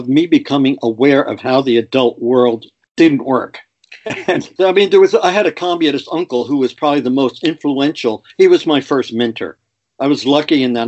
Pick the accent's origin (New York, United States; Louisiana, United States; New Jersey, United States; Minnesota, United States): New Jersey, United States; Paterson; I grew up in Patterson. Yeah. And, you know, I'm a product of a blue collar family.